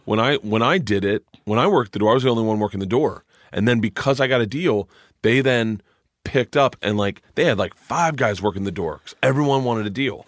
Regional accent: Tampa, Florida, United States; now in New York, United States; I grew up in Tampa

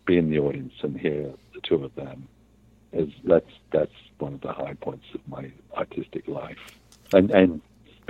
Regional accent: England, United Kingdom; moved away; I grew up in England

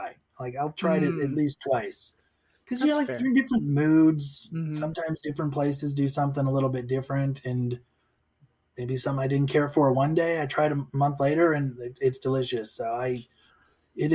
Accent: Wisconsin, United States; moved away; I grew up in Wisconsin, probably typical suburban Midwestern upbringing

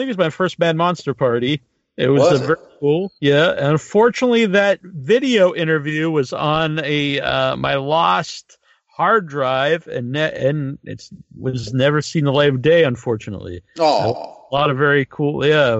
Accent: Massachusetts, United States; my home state here in Massachusetts.

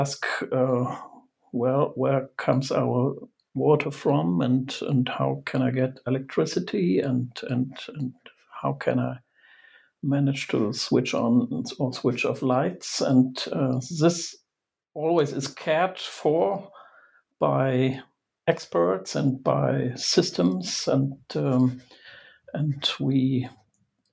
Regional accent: Germany; I'm from Germany

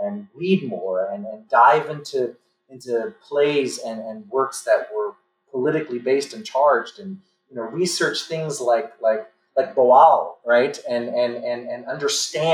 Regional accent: New York City, New York, United States; I grew up in the Linden Projects of East New York, Brooklyn

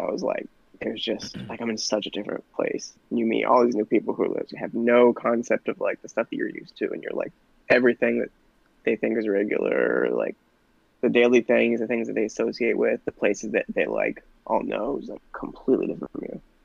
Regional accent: Connecticut, United States; also born or lived in Indiana; we're all from Connecticut

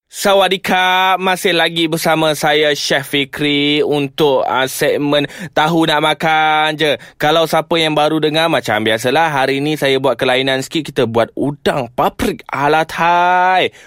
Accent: Kedah, Malaysia; Saya ni orang Kedah

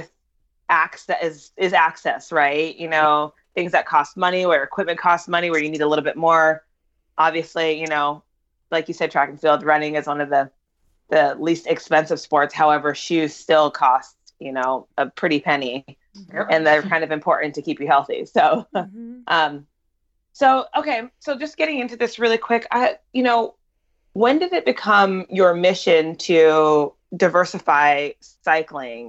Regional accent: Jamaica; I am Jamaican

